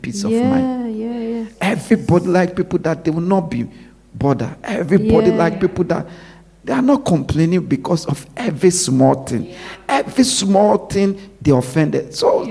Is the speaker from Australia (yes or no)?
no; Ghana; growing up in Ghana